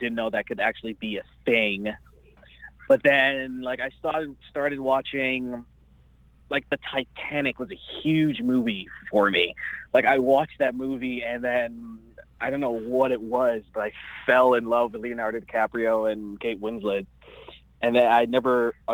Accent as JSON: {"language": "English", "town": "Toronto", "region": "Ontario", "country": "Canada", "tie": "born or raised there", "also_born_or_lived": "Jamaica / Los Angeles, United States", "moved": "as an adult", "lives_now": "Vancouver, Canada", "said": "Originally, I was born in Jamaica, and then I moved to Toronto, Canada when I was 10 years old"}